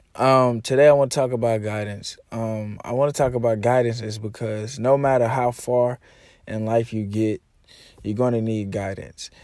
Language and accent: English; Arkansas, United States; moved away as an adult; now in Texas, United States; Comfort zone is Arkansas. That's why I moved to Texas